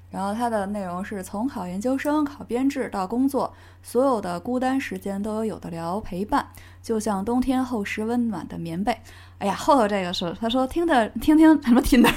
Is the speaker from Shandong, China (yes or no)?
no; Beijing, China; accent: Beijing accent; 我这种北京腔儿